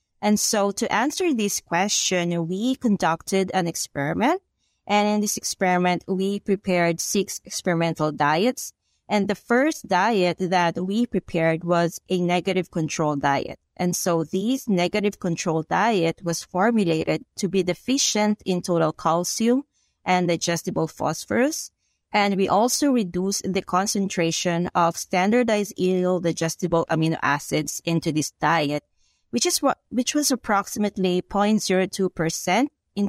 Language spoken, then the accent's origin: English; Philippines; moved away as an adult; now in United States; I'm from the Philippines. So I did my bachelor's and my master's degree in animal science in the Philippines. And 2016, I moved here in the United States to pursue PhD here in University of Illinois.